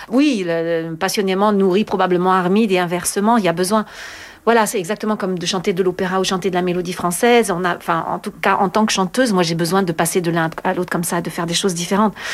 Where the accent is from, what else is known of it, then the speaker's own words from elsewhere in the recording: France; Je trouve que c'est tellement indispensable en tant que française quand je chante ce genre de répertoire.